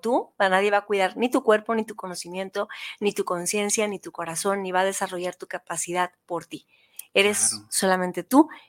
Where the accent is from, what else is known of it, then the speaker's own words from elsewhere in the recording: Tijuana, Baja California, Mexico; Yo venía de Tijuana de vacaciones a Guadalajara porque yo crecí en Tijuana